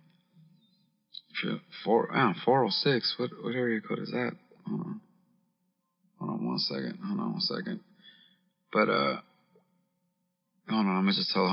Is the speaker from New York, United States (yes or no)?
no; Los Angeles, California, United States; I'm from Los Angeles.